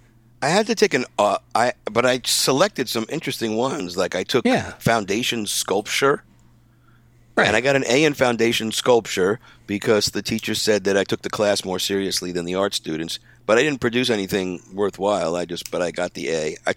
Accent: New York, United States; now in Los Angeles, United States

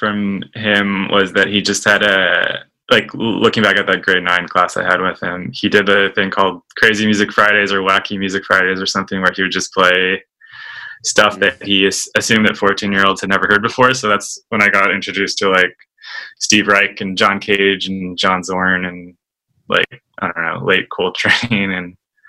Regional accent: Toronto, Ontario, Canada; Yeah, in the East End, Toronto.

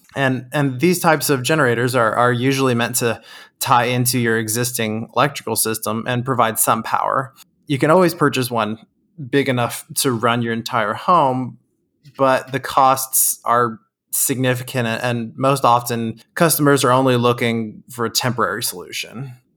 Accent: Texas, United States; we're from Texas

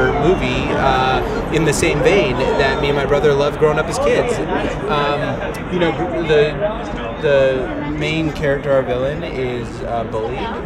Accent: New England, United States; he and I were both from like kind of the same area, and so we just kind of talked about what it was like growing up in the New England

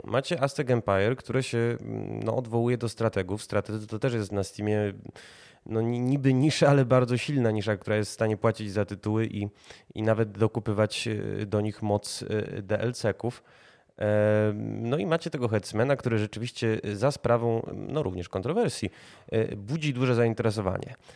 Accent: Warsaw, Masovian Voivodeship, Poland; jako warszawiacy

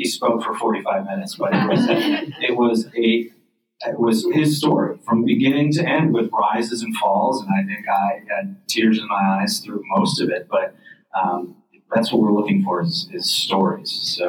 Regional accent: Red Creek, New York, United States; I grew up in rural in Red Creek, and Fairhaven is on Lake Ontario, sort of in Cayuga County, close to Wake County.

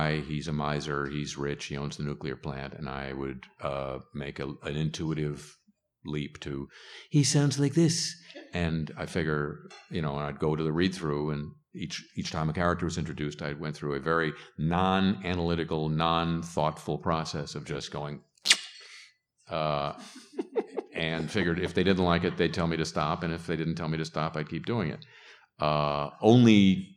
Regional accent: California, United States; I grew up in California

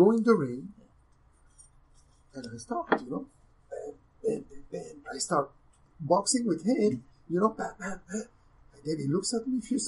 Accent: Belgium; moved away as an adult; also born or lived in Morocco / Los Angeles; I'm originally from Morocco, but I grew up in Belgium.

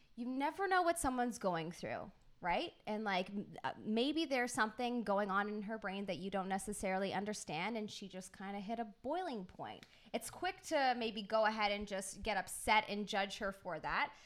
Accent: United Kingdom; I'm British

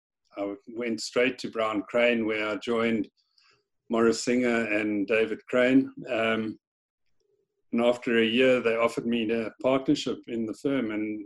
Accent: Pretoria, Gauteng, South Africa; moved away as an adult; also born or lived in Stellenbosch, South Africa; now in Isle of Man; I grew up in Pretoria in South Africa, where I went to school.

